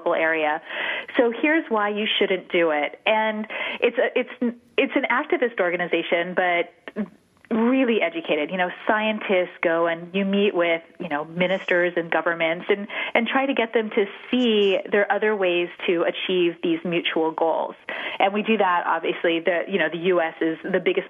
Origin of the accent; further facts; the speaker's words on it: Hawaii, United States; moved away as an adult; also born or lived in Los Angeles / Europe / Latin America; now in California, United States; I grew up in Hawaii, which was so fabulous